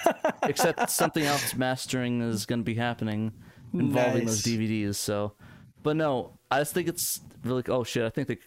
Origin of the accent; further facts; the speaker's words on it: New Jersey, United States; moved away; When I moved from Jersey to Arizona, we had to do a drive. It was like a 3-day drive.